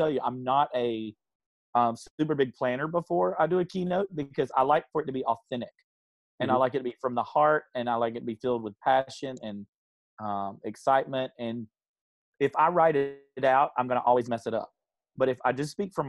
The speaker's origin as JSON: {"language": "English", "region": "South Carolina", "country": "United States", "said": "I'm from South Carolina"}